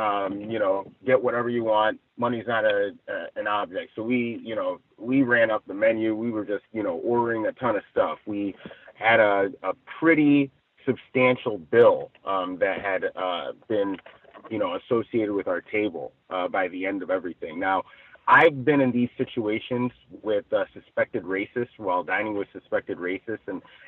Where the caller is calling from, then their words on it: Ladera Heights, California, United States; I'm reporting from Ladera Heights, I believe.